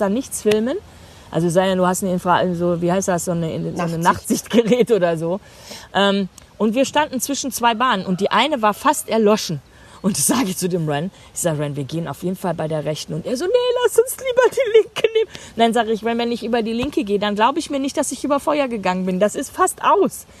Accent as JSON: {"language": "German", "country": "Germany", "said": "ich gehe als Deutsche"}